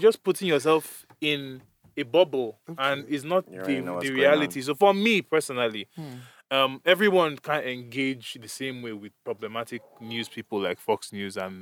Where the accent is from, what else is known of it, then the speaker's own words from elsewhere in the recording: Nigeria; moved away; we grew up in Nigeria, so I was socialized in a certain way